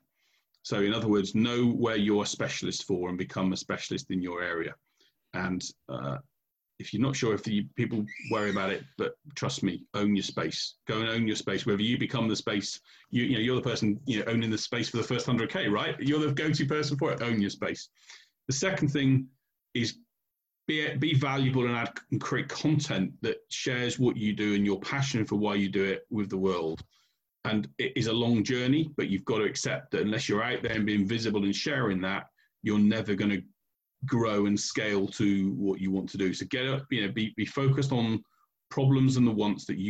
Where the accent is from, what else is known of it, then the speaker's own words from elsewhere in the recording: United Kingdom; we're British here